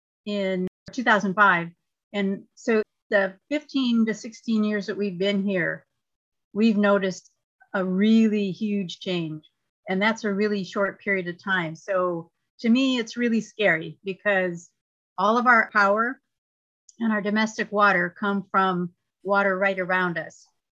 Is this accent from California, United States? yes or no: yes; California, United States; moved away; My background is in nursing, and I came from California. So I lived through a 7-year drought in California where literally we had one day of rain in that whole time.